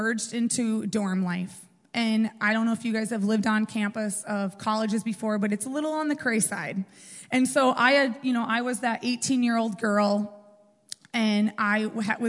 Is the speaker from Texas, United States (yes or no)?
no; Red Wing, Minnesota, United States; I grew up in Red Wing, Minnesota